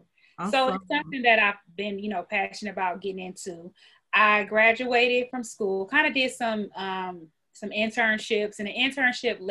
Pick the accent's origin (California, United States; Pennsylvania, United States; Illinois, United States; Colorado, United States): Illinois, United States; Peoria; now in Texas, United States; I'm from Illinois, actually Peoria, Illinois